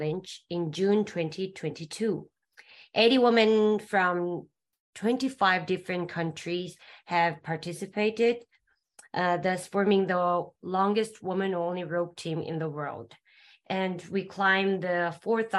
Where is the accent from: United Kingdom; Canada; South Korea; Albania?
South Korea; from South Korea, and I'm studying in Hangul University of Foreign Studies in Korea